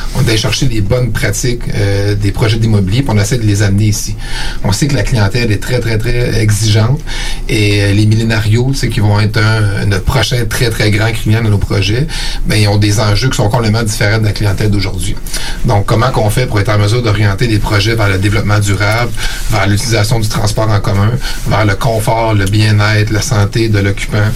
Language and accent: French; Eastern Townships, Quebec, Canada; moved away as an adult; also born or lived in Sherbrooke / Montreal; now in Quebec City, Canada; je viens euh, des cantons de l'Est